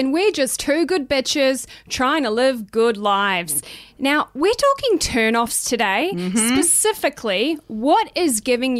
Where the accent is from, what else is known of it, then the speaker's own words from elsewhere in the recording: New Zealand; also born or lived in Gold Coast, Queensland, Australia; we're Australian born, but I grew up in New Zealand. Anyway, I was actually born on the Gold Coast.